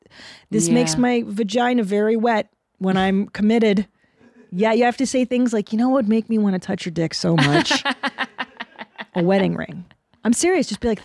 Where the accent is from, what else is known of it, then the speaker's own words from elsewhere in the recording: Canada; I was born in Canada.